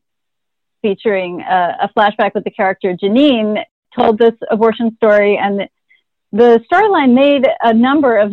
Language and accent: English; Texas, United States; I'm from Texas